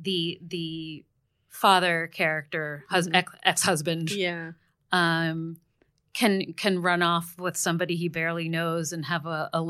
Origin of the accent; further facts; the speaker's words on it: Asbury Park, New Jersey, United States; I grew up in Asbury.